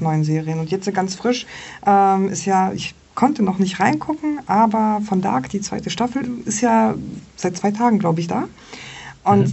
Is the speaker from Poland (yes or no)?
yes; Poland; moved away; ich komme ja aus Polen